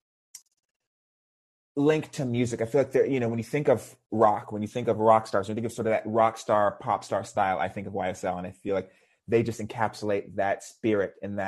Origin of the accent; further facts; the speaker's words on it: Houston, Texas, United States; I grew up in Houston, Texas, which is a pretty conservative environment